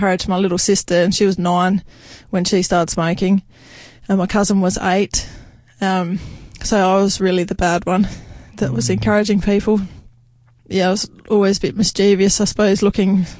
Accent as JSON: {"language": "English", "town": "Leigh Creek", "region": "South Australia", "country": "Australia", "tie": "born or raised there", "moved": "yes", "lives_now": "Meningie, Australia", "said": "Before that, I'm from a town called Lee Creek, which is a coal mining town. I spent all my childhood down there."}